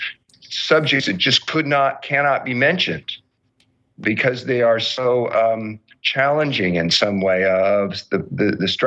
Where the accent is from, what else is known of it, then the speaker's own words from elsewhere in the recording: Southern California, United States; I grew up in Southern California